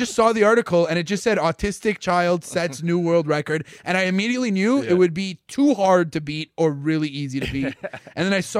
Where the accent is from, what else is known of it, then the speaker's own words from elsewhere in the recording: Canada; as a Canadian like comic